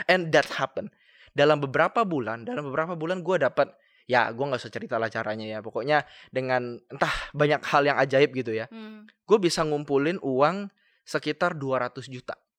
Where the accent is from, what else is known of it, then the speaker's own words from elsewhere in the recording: Kalimantan, Indonesia; aku kan dari Kalimantan, gue kan dari Kalimantan